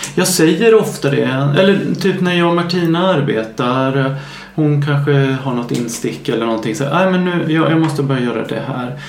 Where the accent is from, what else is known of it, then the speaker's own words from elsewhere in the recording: Värnamo, Jönköping County, Sweden; now in Stockholm, Sweden; min hemstad Värnamo